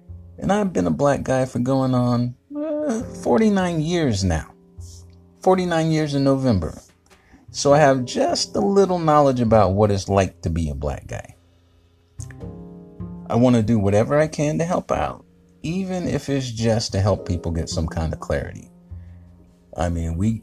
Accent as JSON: {"language": "English", "town": "Fayetteville", "region": "North Carolina", "country": "United States", "tie": "born or raised there", "moved": "yes", "said": "I'm from Fayetnam and I survived 24 years."}